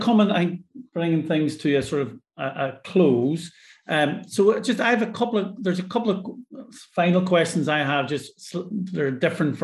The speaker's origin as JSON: {"language": "English", "country": "Ireland", "moved": "yes", "lives_now": "Scotland, United Kingdom", "said": "I'm Irish"}